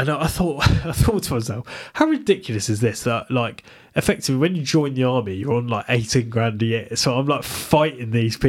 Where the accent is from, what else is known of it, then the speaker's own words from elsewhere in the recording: Bristol, South West England, United Kingdom; Like, yeah, I came from Bristol, where, like, it's such an inclusive place.